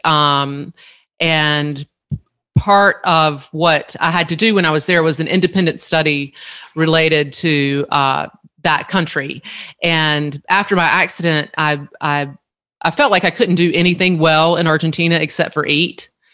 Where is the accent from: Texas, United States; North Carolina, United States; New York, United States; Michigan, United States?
North Carolina, United States; Eastern; growing up in Eastern North Carolina, whole hog barbecue is is really you know the pinnacle of our food tradition